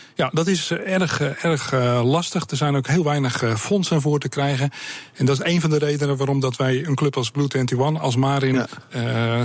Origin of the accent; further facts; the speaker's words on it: Sliedrecht, South Holland, Netherlands; Ik kom uit Ziederecht, ik ben een baggeraar